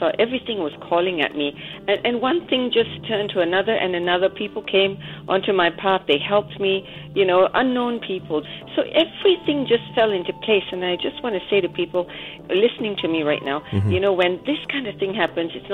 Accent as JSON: {"language": "English", "country": "Australia", "also_born_or_lived": "Sydney, Australia", "said": "I am Australian"}